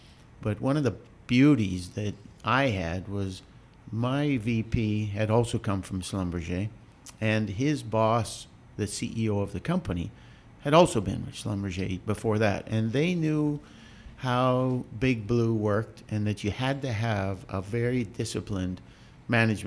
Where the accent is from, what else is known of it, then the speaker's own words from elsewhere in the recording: Canada; moved away; I'm actually Canadian, and I graduated from university in Canada